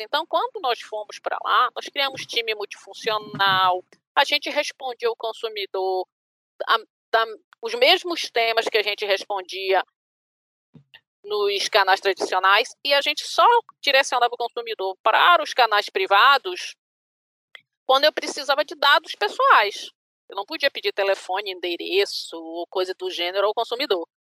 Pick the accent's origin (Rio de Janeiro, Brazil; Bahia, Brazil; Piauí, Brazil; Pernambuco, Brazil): Bahia, Brazil; eu sou baiana